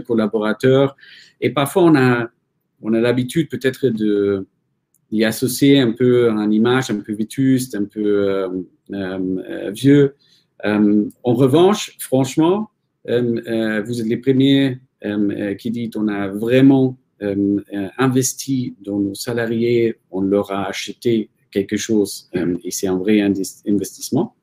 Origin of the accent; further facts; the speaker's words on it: Germany; moved away; je suis allemand